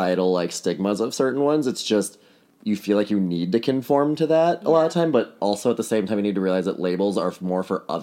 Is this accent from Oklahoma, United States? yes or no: no; Wisconsin, United States; moved away as an adult; now in New York, United States; I'm from Wisconsin originally. Lived in New York for the last 4 years.